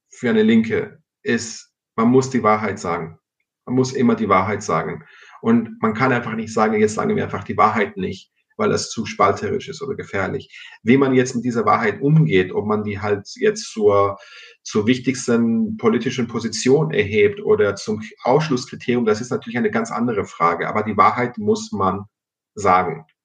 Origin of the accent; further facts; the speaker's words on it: Cyprus; first language el; German is a second language; in Zypern, wo ich herkomme, weil ich auch äh, Griechisch als Muttersprache habe